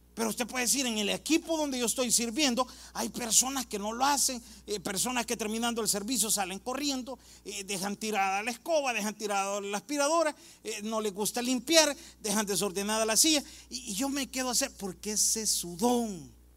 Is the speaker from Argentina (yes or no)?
no; El Salvador; now in United States; En mi país, El Salvador